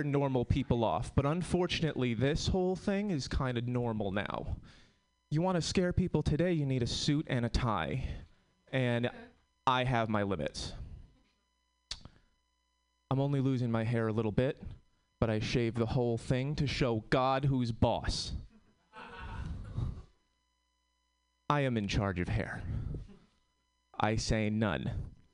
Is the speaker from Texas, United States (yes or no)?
no; Connecticut, United States; now in Oakland, United States; I'm from Connecticut